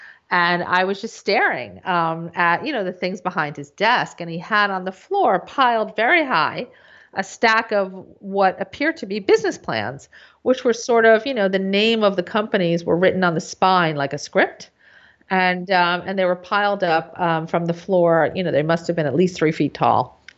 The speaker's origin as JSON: {"language": "English", "region": "New York", "country": "United States", "tie": "born or raised there", "said": "I grew up in New York, born and raised. I went to high school in Manhattan, Stuyvesant High School."}